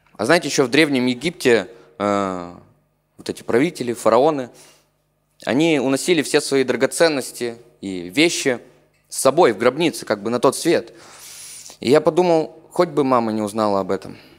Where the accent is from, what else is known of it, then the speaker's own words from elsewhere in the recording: Chernushka, Perm Krai, Russia; Я не совсем из Перми, я из э, маленького провинциального города в Пермском крае, он называется Чернушка